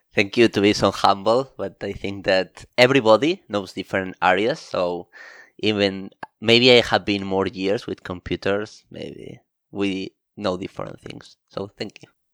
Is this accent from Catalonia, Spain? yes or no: yes; Barcelona, Catalonia, Spain; moved away as an adult; now in Tokyo, Japan; I come from Barcelona, Spain